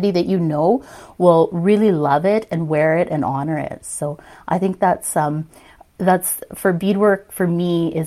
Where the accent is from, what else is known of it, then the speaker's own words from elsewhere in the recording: Saskatoon, Saskatchewan, Canada; I was born and raised in Saskatoon, Saskatchewan